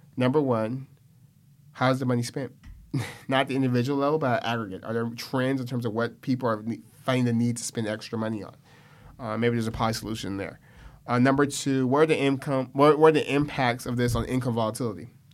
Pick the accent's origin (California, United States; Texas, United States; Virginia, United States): California, United States; Stockton; born and raised in Stockton